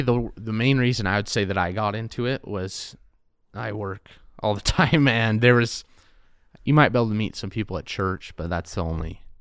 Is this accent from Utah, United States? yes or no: yes; Payson, Utah, United States; also born or lived in Pocatello, Idaho / Price, Utah / California / Orem, Utah; I am from Payson.